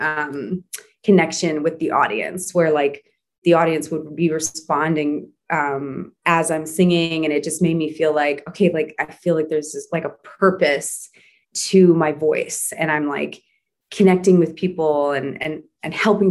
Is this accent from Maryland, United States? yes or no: no; Wauwatosa, Wisconsin, United States; moved away as an adult; also born or lived in New York; growing up in Wauwatosa, Wisconsin